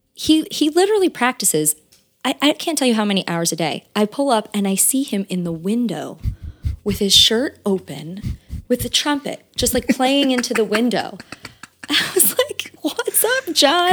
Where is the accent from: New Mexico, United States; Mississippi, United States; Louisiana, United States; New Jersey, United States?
New Jersey, United States; West Windsor; I'm from, uh, near Princeton, New Jersey. It's called West Windsor, New Jersey.